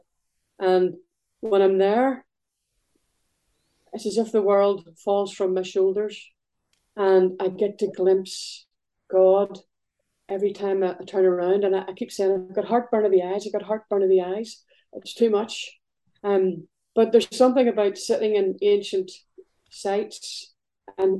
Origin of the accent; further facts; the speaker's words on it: Belfast, Northern Ireland, United Kingdom; now in northeast Scotland, United Kingdom; growing up in Belfast, I lived beside a big wall